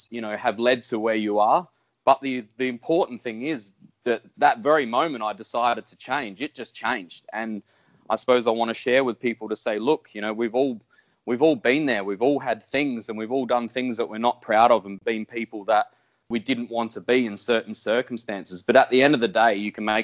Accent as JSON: {"language": "English", "town": "Whyalla", "region": "South Australia", "country": "Australia", "tie": "born or raised there", "moved": "yes", "said": "I'm just a country boy. I grew up in Wyala. I was there until I was about 17."}